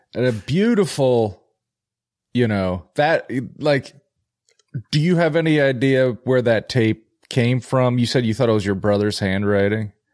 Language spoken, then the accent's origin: English; Philadelphia, Pennsylvania, United States; I'm from Philly